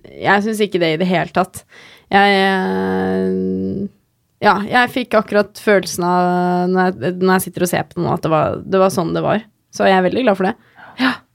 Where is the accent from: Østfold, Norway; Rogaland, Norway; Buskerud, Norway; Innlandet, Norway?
Buskerud, Norway; Geilo; jeg er fra Geilo